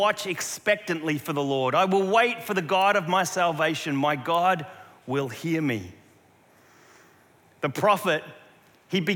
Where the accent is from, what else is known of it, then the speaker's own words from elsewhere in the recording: South Australia, Australia; moved away; near where we grew up in South Australia